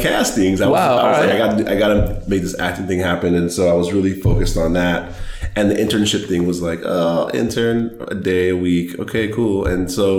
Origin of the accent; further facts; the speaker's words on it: Los Angeles, California, United States; LA, born and raised.